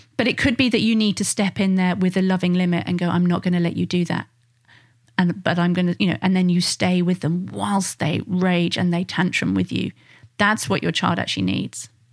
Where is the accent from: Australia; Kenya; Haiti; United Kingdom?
United Kingdom; being British